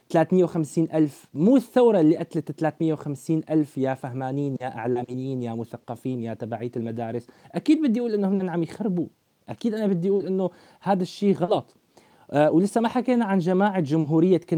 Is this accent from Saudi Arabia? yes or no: no; Syria; اللي ما لهم علاقه ابدا بطموحاتنا نحن كشعب سوري